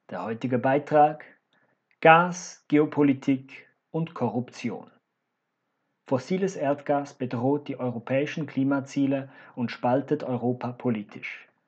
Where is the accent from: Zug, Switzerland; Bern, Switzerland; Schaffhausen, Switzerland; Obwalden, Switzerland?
Zug, Switzerland; Sie ist ein geopolitisches Projekt Putins mit administrativem Hauptsitz in meiner Heimatstadt Zug.